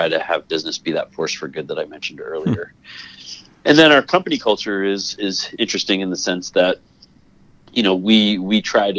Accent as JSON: {"language": "English", "town": "Toledo", "region": "Ohio", "country": "United States", "tie": "born there", "also_born_or_lived": "Connecticut / California", "said": "So I was born in Ohio, just outside of Toledo, Ohio, in 1973. And my dad's job moved us around a lot. So I've lived in Connecticut and California, Ohio, et cetera."}